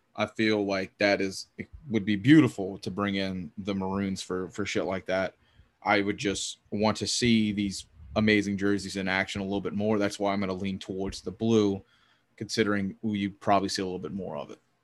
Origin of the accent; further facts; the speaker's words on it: the South, United States; I grew up in the South. I still live here.